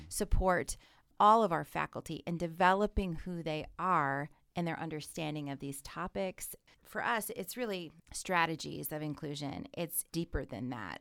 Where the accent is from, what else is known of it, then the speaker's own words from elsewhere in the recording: Sioux City, Iowa, United States; I'm originally from Sioux City, the West Side area